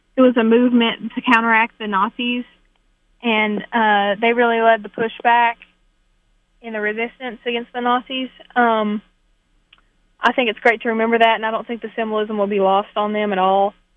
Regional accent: Pikeville, Kentucky, United States; I'm from Pikeville, Kentucky

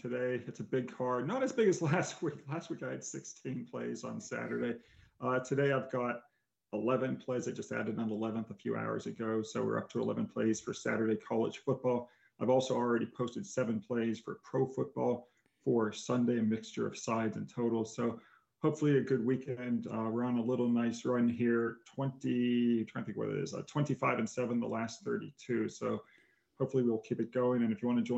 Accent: Upper St. Clair, Pennsylvania, United States; my high school in Upper St. Clair, Pennsylvania

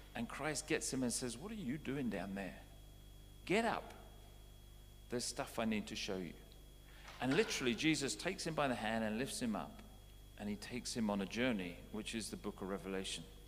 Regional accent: United Kingdom; moved away as an adult; also born or lived in Canada; I was British before I became Canadian

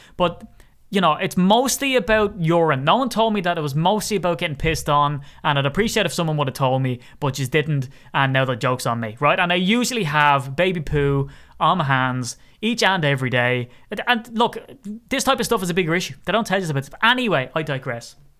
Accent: Ireland; accent: Irish; my Irish accent

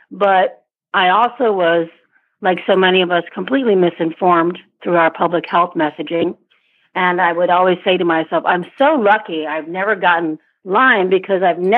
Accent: Vietnam; born there; also born or lived in Asia / Africa; I I was born in Vietnam. I grew up in Asia and Africa and worked in Europe and throughout Asia and Africa.

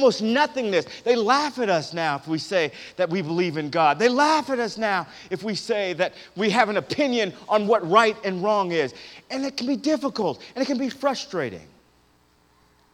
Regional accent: Berkeley, California, United States; I grew up in Northern California, Berkeley, California, of all places

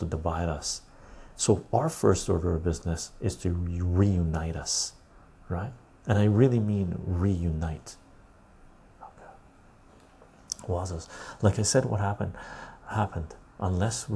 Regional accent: Canada; I'm Canadian. I wanted to see my country

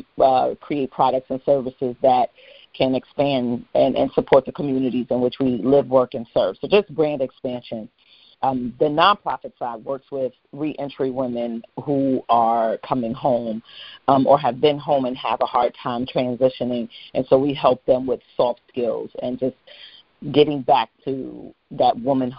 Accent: New York City, New York, United States; I was raised in Gun Hill Projects in the Bronx, you know, New York City housing

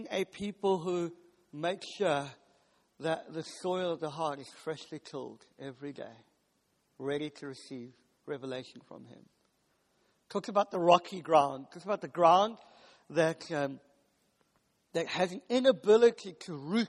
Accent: South Africa; now in United Kingdom; I'm from South Africa, and we do meat really good. We have what's called a braai

